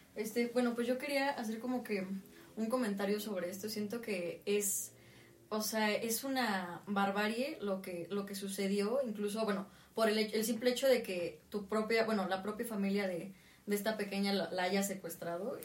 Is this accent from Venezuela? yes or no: no; Tlaxcala, Mexico; also born or lived in Puebla; soy de Tlaxcala